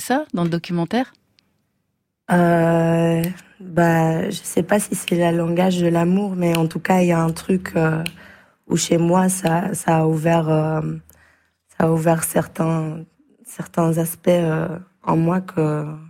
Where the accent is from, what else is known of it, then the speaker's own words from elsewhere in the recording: Belgium; on est belge